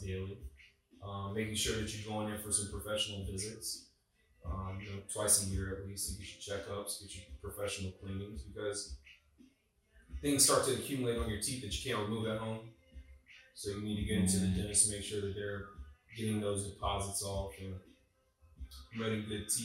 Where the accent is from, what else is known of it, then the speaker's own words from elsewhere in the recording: Wilmington, North Carolina, United States; I grew up in Wilmington, North Carolina, which is a coastal town.